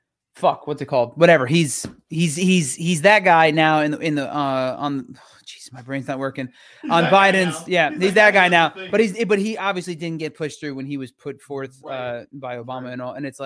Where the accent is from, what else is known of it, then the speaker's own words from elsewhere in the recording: New Jersey, United States; moved away as an adult; also born or lived in New York City; now in Los Angeles, United States; I'm from the Northeast in New Jersey